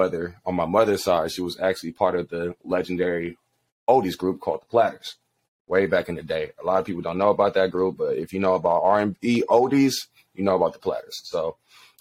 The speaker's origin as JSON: {"language": "English", "town": "Inglewood", "region": "California", "country": "United States", "tie": "born or raised there", "said": "I am hailing from Inglewood, California. That's my hometown. That's where I was raised"}